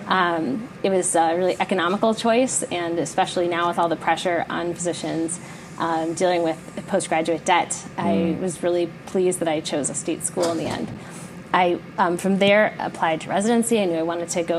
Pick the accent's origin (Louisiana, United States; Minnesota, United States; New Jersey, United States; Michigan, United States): Michigan, United States; Detroit; I grew up in the Detroit area